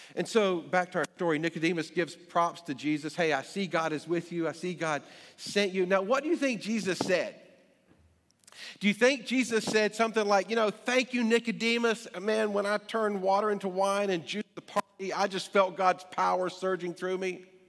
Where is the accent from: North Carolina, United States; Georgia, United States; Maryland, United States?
North Carolina, United States; Greensboro; now in Alexandria, United States; My physical birth certificate says I was born in Greensboro, North Carolina